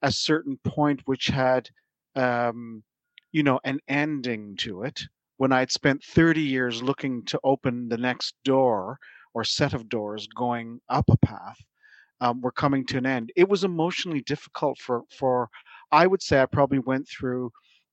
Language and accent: English; Toronto, Ontario, Canada; moved away as an adult; also born or lived in Silicon Valley / Boston; now in Surrey; I'm from Toronto originally